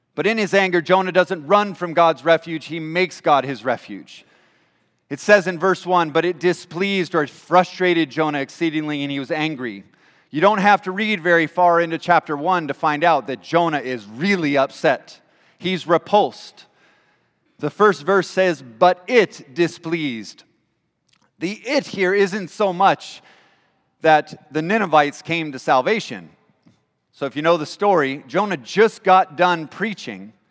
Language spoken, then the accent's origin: English; California, United States; also born or lived in Washington / England; now in Michigan, United States; I'm from California originally